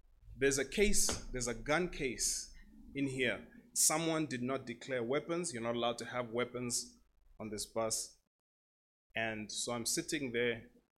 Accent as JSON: {"language": "English", "country": "Namibia", "said": "I'm from Namibia."}